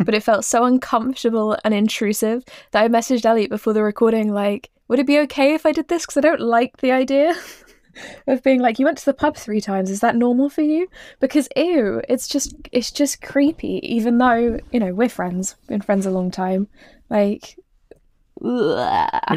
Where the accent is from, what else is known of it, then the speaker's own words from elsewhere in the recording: East Anglia, East of England, United Kingdom; I grew up in East Anglia